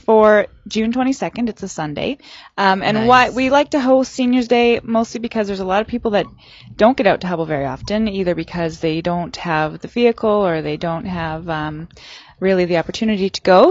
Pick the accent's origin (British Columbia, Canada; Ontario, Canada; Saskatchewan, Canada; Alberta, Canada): Saskatchewan, Canada; now in Prince George, Canada; I'm from Saskatchewan